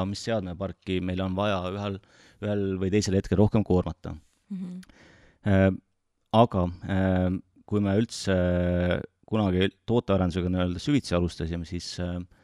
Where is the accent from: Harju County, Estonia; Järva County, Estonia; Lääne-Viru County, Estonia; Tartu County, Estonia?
Tartu County, Estonia; Tartu; olen elupõline tartlane